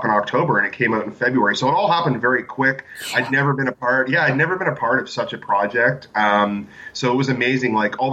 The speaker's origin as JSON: {"language": "English", "region": "Ontario", "country": "Canada", "moved": "as an adult", "lives_now": "Vancouver Island, Canada", "said": "I'm actually originally from Ontario, which isn't actually that far from New York"}